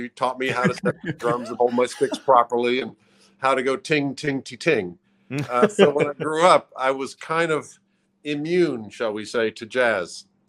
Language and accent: English; Langley, Virginia, United States; When I was born in Langley, Virginia, which is a suburb of the CIA headquarters